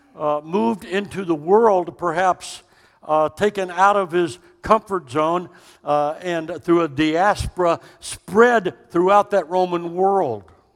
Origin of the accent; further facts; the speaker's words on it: Austin, Texas, United States; also born or lived in Dallas; we are from Texas. Don't mistake that. We were both born in the capital city of Austin.